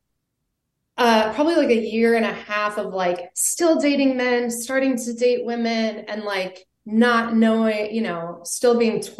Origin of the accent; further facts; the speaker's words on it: Vermont, United States; moved away as an adult; also born or lived in Colorado; I grew up in Vermont in a really small town.